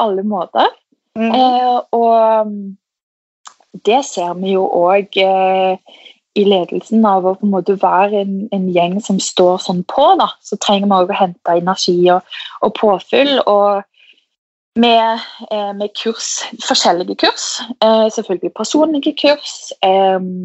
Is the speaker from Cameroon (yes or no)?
no; Stavanger area, Rogaland, Norway; moved away; Jeg er jo fra Stavanger, eller en liten by utenfor